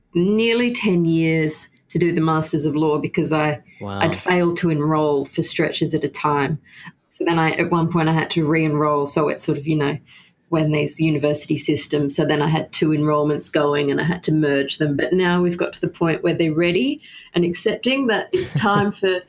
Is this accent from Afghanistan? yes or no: no; Sydney, New South Wales, Australia; I grew up in Sydney, and I think I'll die in Sydney